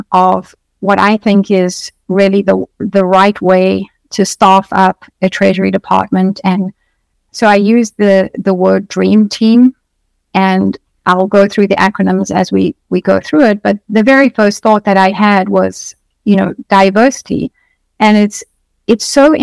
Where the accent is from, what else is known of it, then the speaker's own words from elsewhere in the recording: South Africa; moved away as an adult; now in United States; I come from South Africa. So I moved to the US.